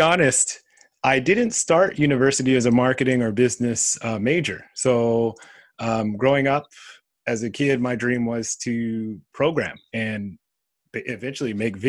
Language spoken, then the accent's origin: English; California, United States; moved away as an adult; also born or lived in Riverside; now in Japan; growing up in California, I was influenced by almost everything Japan.